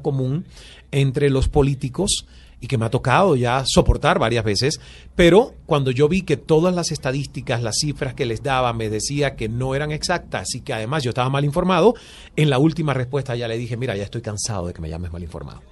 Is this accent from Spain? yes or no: no; Cuba; moved away as an adult; also born or lived in Toronto, Canada / Canada; now in Miami, United States; nací en Cuba y me formaron como proletario